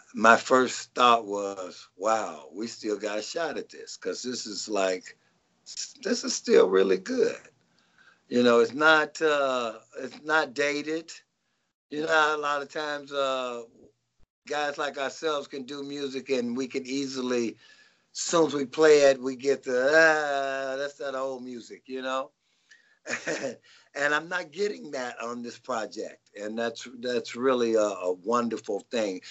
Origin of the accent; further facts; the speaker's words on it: Nashville, Tennessee, United States; now in Rancho Cucamonga, United States; I'm originally from uh, Nashville, Tennessee